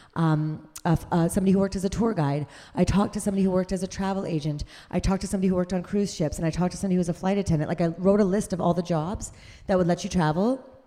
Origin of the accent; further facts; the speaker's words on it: Canada; I'm a Canadian